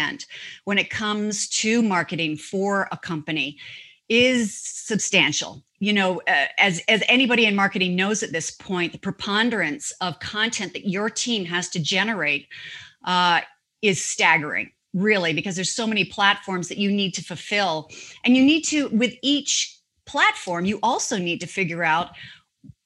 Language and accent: English; Canada; moved away as an adult; also born or lived in Toronto / New York; now in United States; I'm a Canadian, I'm a global citizen. I'm an American by choice. I am a Canadian by birth.